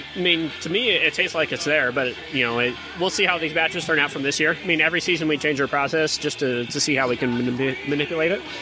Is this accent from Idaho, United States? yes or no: no; Mesa, Arizona, United States; also born or lived in Phoenix, Arizona; now in Rancho Cucamonga, United States; I was born in Phoenix, raised in Mesa